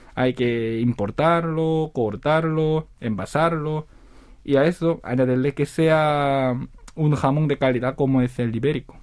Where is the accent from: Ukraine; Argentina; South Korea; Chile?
South Korea; Spanish is a second language; also born or lived in Seville, Spain; montar un negocio de jamón en mi país